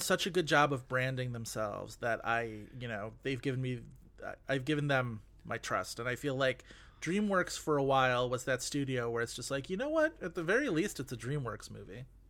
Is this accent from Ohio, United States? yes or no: no; Buffalo, New York, United States; my hometown of Buffalo, New York